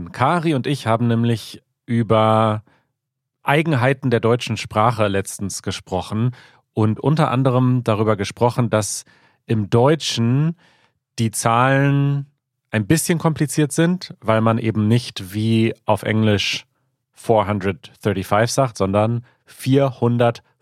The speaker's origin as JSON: {"language": "German", "region": "southern Sweden", "country": "Sweden", "tie": "born or raised there", "second_language": "German", "said": "Als Schwede, der in der südlichen Region Schwedens aufgewachsen ist, mit Nähe zu unserem westlichen Nachbarn, habe ich bereits als Kind über dieses faszinierende System gehört."}